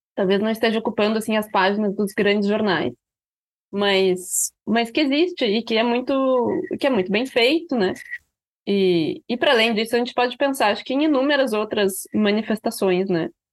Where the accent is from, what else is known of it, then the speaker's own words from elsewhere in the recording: Rio Grande do Sul, Brazil; a gente escreve como gaúchos, né? Assim, os nossos livros têm essas marcas do, do tu, da falta do plural, das expressões locais